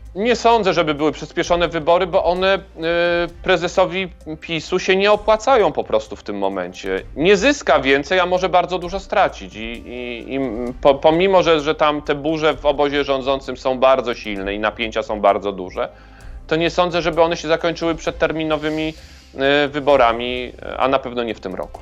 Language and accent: Polish; Kraków, Lesser Poland, Poland; razem jesteśmy z Krakowa